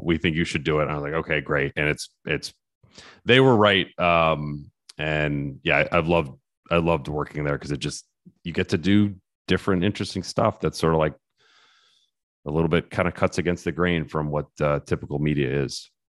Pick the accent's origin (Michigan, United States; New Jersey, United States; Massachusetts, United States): Michigan, United States; growing up in Michigan